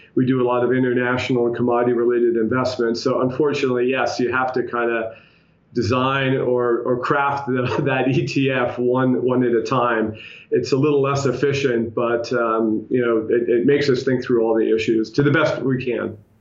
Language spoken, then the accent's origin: English; New York, United States; as a New Yorker